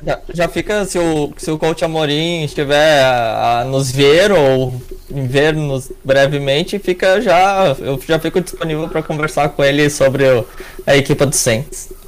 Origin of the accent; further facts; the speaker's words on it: Porto Alegre, Rio Grande do Sul, Brazil; eu sou de Porto Alegre, capital do Rio Grande do Sul